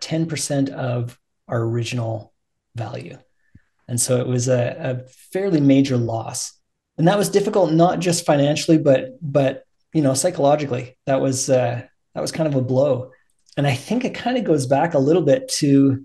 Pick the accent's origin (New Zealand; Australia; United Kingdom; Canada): Canada; Alberta; we came back out to Alberta. And I love Alberta. I grew up here